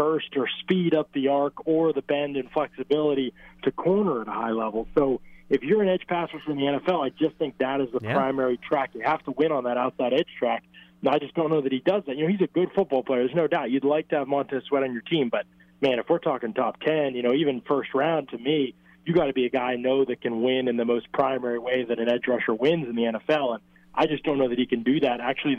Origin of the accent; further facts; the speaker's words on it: Lowndes, Pennsylvania, United States; But, you know, I'm from Lowndes, PA here.